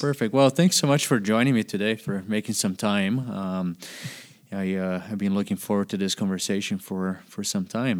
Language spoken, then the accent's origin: English; Brazil; I was born and raised in Brazil, and I grew up doing a lot of cane pole fishing as a kid